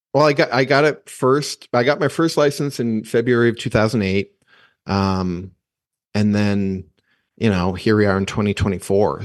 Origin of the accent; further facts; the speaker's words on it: New Hampshire, United States; I grew up in New Hampshire